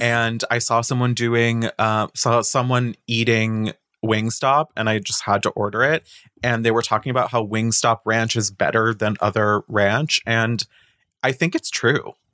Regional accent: Boca Raton, Florida, United States; moved away; I'm from Boca Raton

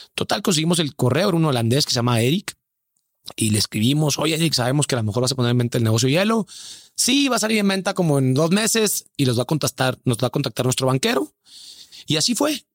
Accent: Hermosillo, Sonora, Mexico; now in Mexico City, Mexico; soy Hermosillo

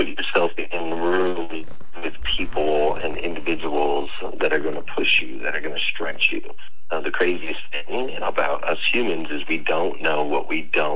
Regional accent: Arizona, United States; moved away as an adult; now in Kentucky, United States; I've been in Kentucky for the last 15 years. But prior to that, I grew up in Arizona

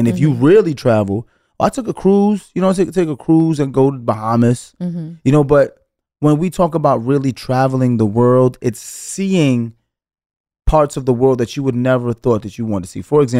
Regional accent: Italy; born there; first language Italian; I was born in Italy. So I was born knowing Italian and English.

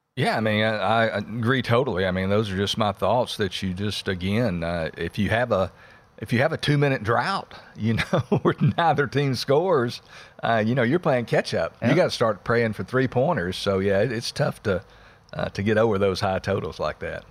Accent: Texas, United States; my home state of Texas

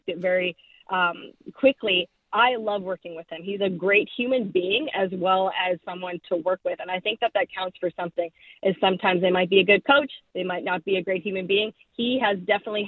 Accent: Saskatchewan, Canada; I'm from Saskatchewan

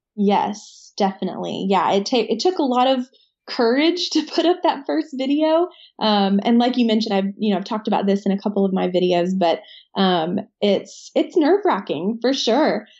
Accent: Nashville, Tennessee, United States; I am from the Nashville area in Tennessee.

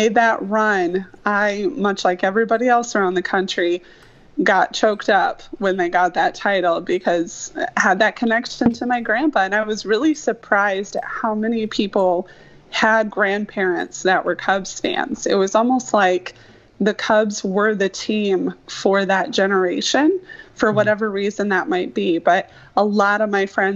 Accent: Michigan, United States; growing up in Michigan, we sort of fell into being default Tigers fans.

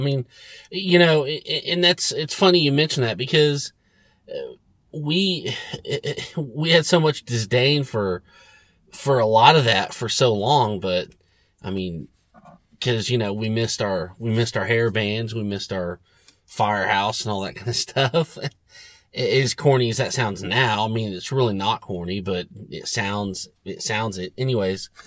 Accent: Oklahoma, United States; he asked us where we were from. We said Oklahoma

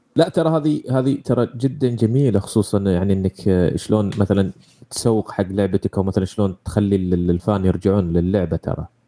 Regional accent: Saudi Arabia; عندنا في السعودية

